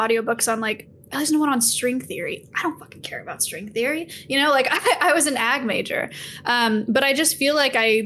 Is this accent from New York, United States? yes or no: no; Silicon Valley, California, United States; So I grew up in the Silicon Valley, which is a very productive, very high achieving location for schools